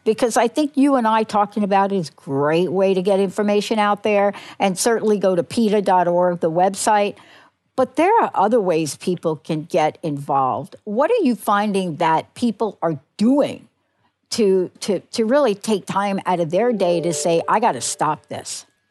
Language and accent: English; New York City, New York, United States; also born or lived in New Jersey; now in Washington State, United States; I'm a native New Yorker